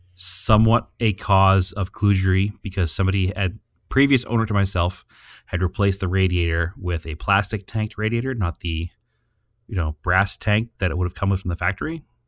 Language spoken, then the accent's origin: English; New England, United States; We come from New England